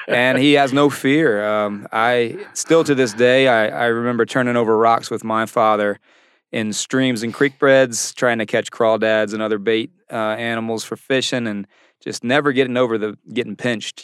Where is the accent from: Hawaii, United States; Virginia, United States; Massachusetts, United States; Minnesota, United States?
Virginia, United States; Virginia Beach; I'm from Virginia Beach